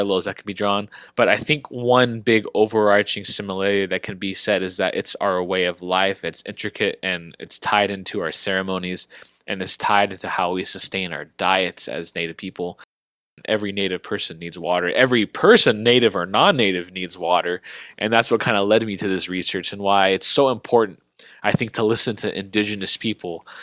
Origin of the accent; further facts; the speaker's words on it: Palm Springs, California, United States; Grew up in Palm Springs, California, on the Agua Caliente Band of Cuya Indians Reservation.